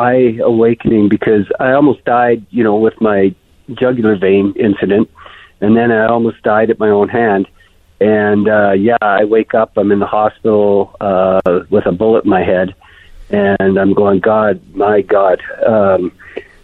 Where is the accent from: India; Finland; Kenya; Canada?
Canada; I'm Canadian